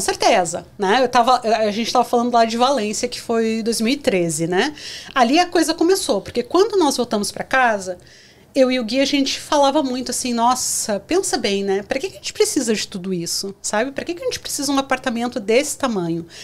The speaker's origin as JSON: {"language": "Portuguese", "town": "Porto Alegre", "region": "Rio Grande do Sul", "country": "Brazil", "also_born_or_lived": "Londrina / São Paulo / Chile / Japan", "moved": "as an adult", "lives_now": "Canada", "said": "eu comecei em Porto Alegre, que é de onde eu sou"}